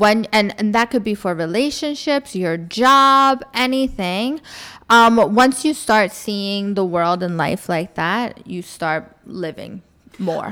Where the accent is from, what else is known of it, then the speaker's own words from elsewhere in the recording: New York, United States; first language English; moved away as an adult; also born or lived in Florida / Indiana; now in Dubai, United Arab Emirates; I was born in Florida, but I grew up in New York